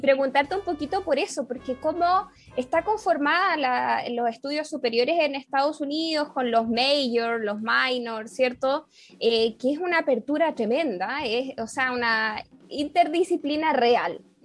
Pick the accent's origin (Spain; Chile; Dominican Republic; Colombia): Chile